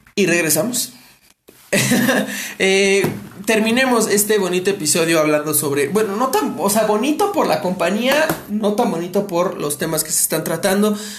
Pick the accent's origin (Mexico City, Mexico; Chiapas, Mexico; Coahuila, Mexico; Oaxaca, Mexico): Mexico City, Mexico; somos de la Ciudad de México